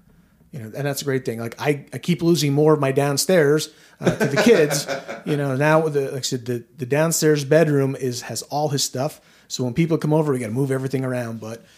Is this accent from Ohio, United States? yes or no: no; Washington County, Maryland, United States; we're from Washington County, Maryland.